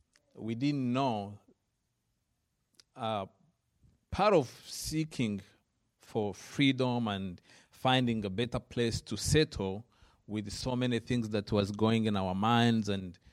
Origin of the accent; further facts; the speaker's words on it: Rwanda; I am from Rwanda, originally. I was born and grew up in Rwanda.